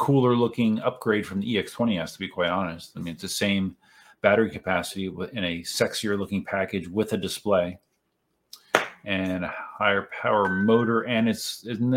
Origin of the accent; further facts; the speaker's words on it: Pennsylvania, United States; moved away as an adult; now in Florida, United States; I'm from Pennsylvania originally. I moved down here in 2000, but I was in Pennsylvania my first 32 years.